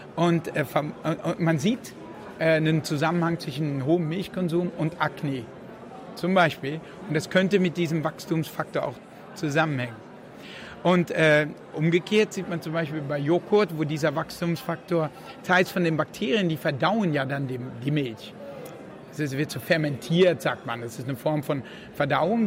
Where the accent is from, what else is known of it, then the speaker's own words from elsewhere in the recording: Netherlands; moved away; ich bin in Holland aufgewachsen